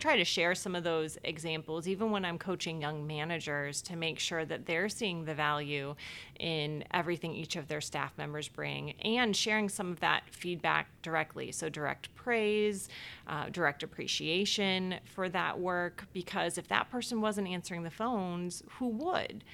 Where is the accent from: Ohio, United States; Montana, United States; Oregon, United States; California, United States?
Ohio, United States; Cleveland Heights; moved away as an adult; now in Chicago, United States; I grew up in Ohio, actually a town called Cleveland Heights, Ohio